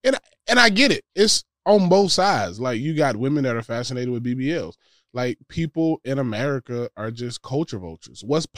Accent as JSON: {"language": "English", "region": "Georgia", "country": "United States", "tie": "born or raised there", "said": "I was raised in Georgia."}